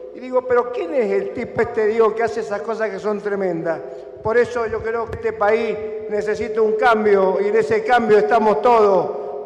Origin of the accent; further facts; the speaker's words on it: Argentina; soy argentino